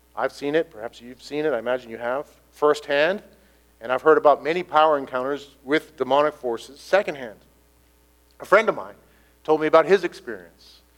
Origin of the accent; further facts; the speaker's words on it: United States; I'm an Irish American